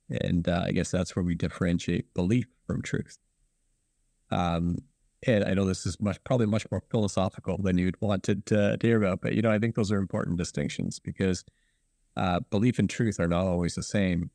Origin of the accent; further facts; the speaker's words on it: Guelph, Ontario, Canada; also born or lived in Ann Arbor, Michigan; I was raised in Guelph